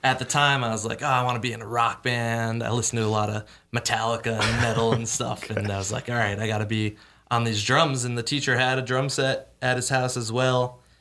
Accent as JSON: {"language": "English", "region": "Connecticut", "country": "United States", "moved": "as an adult", "lives_now": "Austin, United States", "said": "I'm from Connecticut. I've been here in Austin for a little over two years now"}